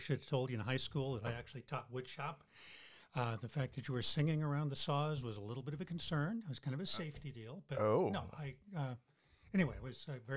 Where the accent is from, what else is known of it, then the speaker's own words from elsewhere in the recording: Eugene, Oregon, United States; I was born in Eugene, right here, at the old Sacred Heart Hospital